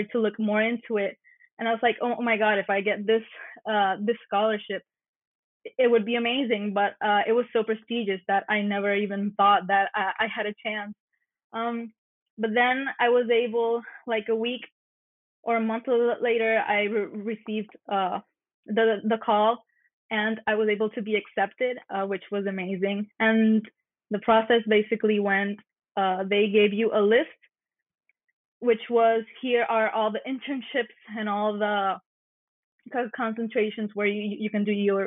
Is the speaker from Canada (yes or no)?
no; Mayagüez, Puerto Rico; also born or lived in Narragansett, Rhode Island; I was born and raised here in Mayagüez, Puerto Rico